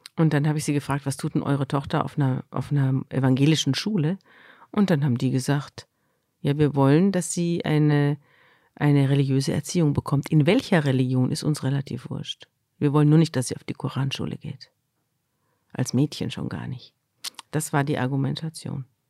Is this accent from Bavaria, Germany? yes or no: yes; Munich, Bavaria, Germany; moved away as an adult; now in Hamburg, Germany; Ich komme ja aus Bayern, ich komme aus München.